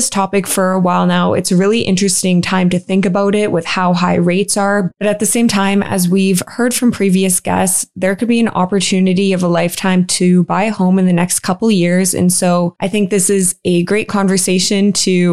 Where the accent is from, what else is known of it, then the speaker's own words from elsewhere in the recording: Canada; I'm from Canada